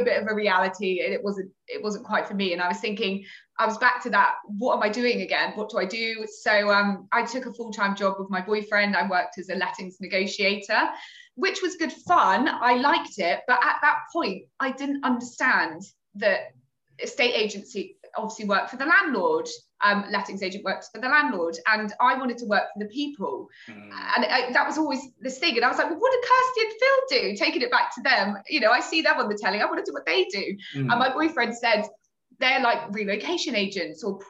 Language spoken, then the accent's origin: English; Torquay, South West England, United Kingdom; moved away as an adult; now in London, United Kingdom; I came to London when I was 18. I'm originally from Torquay in Devon.